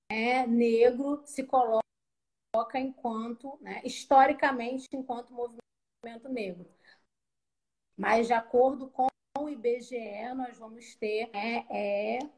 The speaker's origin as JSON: {"language": "Portuguese", "region": "Rio de Janeiro", "country": "Brazil", "said": "Eu sou do Rio de Janeiro, né? Falo aqui do subúrbio do Rio de Janeiro."}